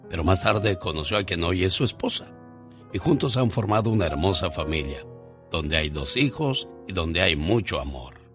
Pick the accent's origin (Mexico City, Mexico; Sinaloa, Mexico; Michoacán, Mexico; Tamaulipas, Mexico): Michoacán, Mexico; Kiringuicharo; moved away; Un día salí de Kiringuicharo Michoacán, pero Kiringuicharo Michoacán nunca salió de mí.